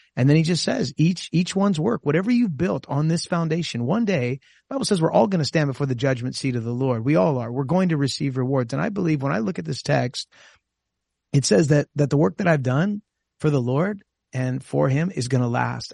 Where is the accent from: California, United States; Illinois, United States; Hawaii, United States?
California, United States; Costa Mesa; my home church where I grew up in Costa Mesa